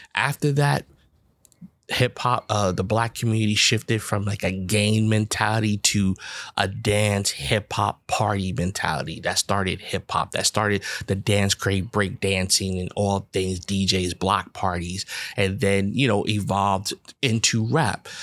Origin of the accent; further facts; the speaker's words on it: New York City, New York, United States; I grew up in the Bronx, New York.